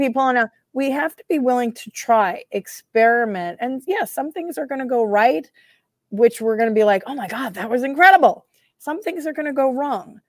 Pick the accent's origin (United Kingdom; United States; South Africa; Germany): United Kingdom; I'm British